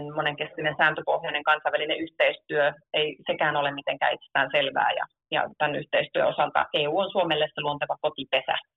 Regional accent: Oulu, North Ostrobothnia, Finland; oman kotikaupunkini sanomalehti Kalevasta

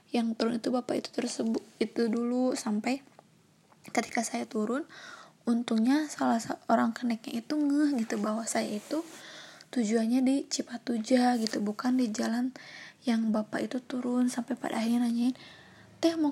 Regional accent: Bandung, West Java, Indonesia; memberitahu mereka bahwa saya itu dari Bandung dan ingin main dan kebetulan seorang diri gitu dan belum pernah ke sana sama sekali

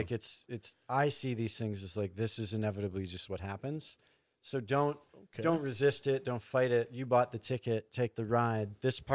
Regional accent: Thunder Bay, Ontario, Canada; born or raised there; now in Calgary, Canada

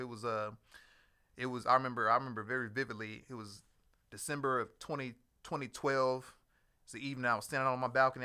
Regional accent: Houston, Texas, United States; moved away as an adult; also born or lived in Maryland / Northern Virginia; I'm originally from Houston, Texas

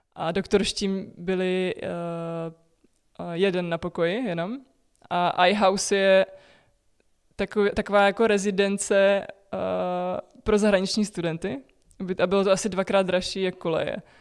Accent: Czechia

